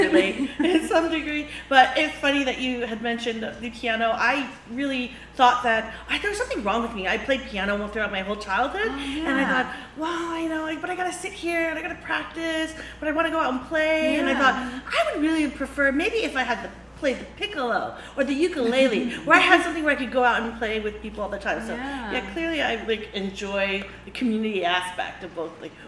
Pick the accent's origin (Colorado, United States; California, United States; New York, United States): California, United States; moved away as an adult; also born or lived in Washington, D.C.; I grew up and I was raised in California